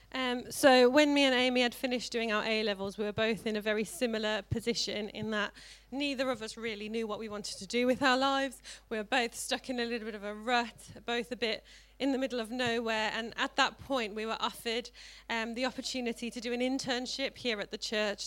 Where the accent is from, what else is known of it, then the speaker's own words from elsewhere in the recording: South Africa; now in Tamworth, United Kingdom; I grew up in South Africa and grew up in a Christian family